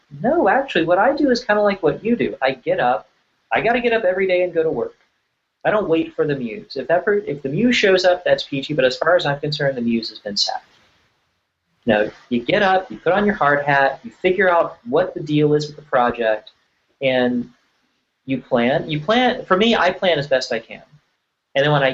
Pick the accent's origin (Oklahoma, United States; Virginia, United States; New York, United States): Virginia, United States; I grew up in Virginia